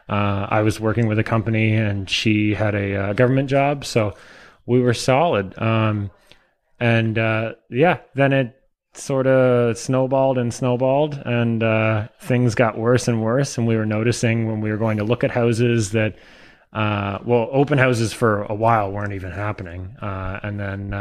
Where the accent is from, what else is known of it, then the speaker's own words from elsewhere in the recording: Tweed, Ontario, Canada; I grew up in Tweed, Ontario, which is actually just about a half hour north of Belleville here